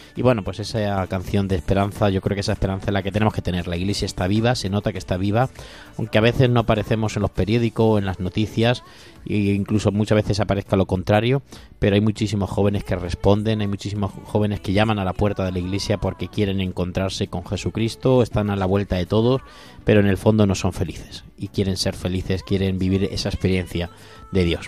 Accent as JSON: {"language": "Spanish", "region": "Castilla-La Mancha", "country": "Spain", "said": "soy un poco manchego"}